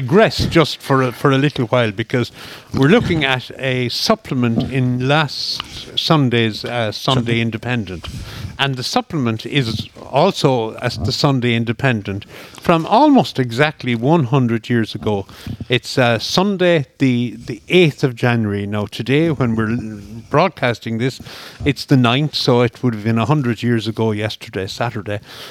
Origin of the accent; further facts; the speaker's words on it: Scariff, County Clare, Ireland; moved away as an adult; also born or lived in Dublin; growing up in Scariff in East Clare